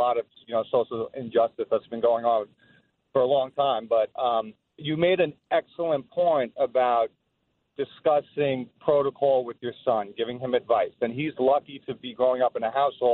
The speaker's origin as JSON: {"language": "English", "town": "New York City", "region": "New York", "country": "United States", "tie": "born or raised there", "moved": "as an adult", "lives_now": "Westchester, United States", "said": "I grew up in the Bronx"}